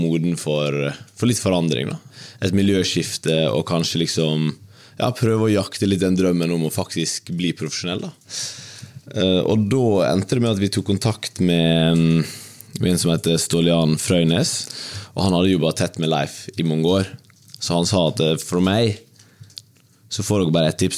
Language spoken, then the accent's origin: Norwegian; Ulsteinvik, Møre og Romsdal, Norway; moved away as an adult; Jeg var jo eh, lenge i klubben min Dimna hjemme i Ulsteinvik. Det var jo der jeg vokste opp